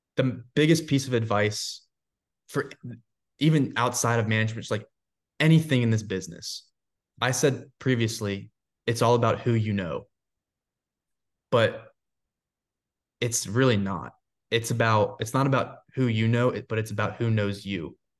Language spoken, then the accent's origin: English; Florida, United States; also born or lived in Georgia; now in Nashville, United States; I grew up in Florida